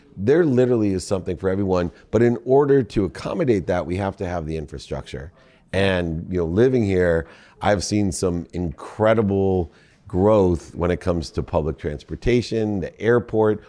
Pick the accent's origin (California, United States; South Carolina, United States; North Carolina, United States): California, United States; Southern; also born or lived in Midwest; when you were nine, you moved me to Southern California